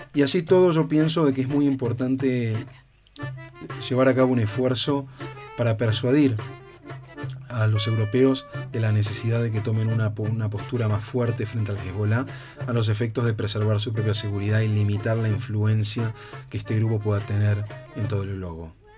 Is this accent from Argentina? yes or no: yes; Argentina; also born or lived in Spain; yo como argentino